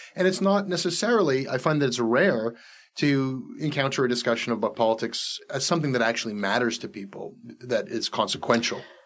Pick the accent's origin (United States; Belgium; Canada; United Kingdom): Canada; as a Canadian citizen.